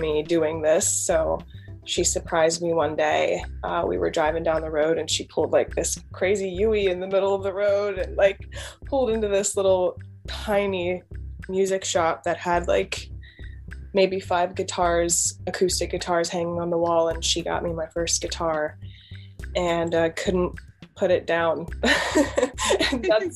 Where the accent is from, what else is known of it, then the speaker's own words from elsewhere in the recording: Pennsylvania, United States; I'm in Pennsylvania, born and raised here. But yeah, that's where I'm from.